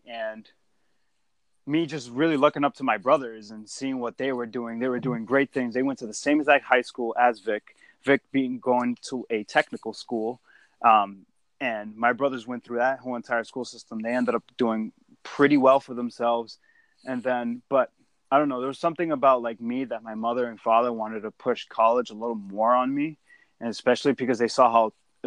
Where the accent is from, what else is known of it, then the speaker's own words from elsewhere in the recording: Lawrence, Massachusetts, United States; growing up in a population where it's extremely dense, particularly with in such a small city of Lawrence